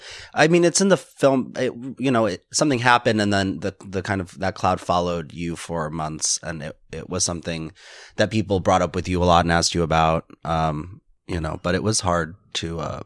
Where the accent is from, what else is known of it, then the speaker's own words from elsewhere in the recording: Chicago, Illinois, United States; now in Los Angeles, United States; Well, I'm from Chicago. My family's in Chicago and we were in Chicago for the win at Roscoe's.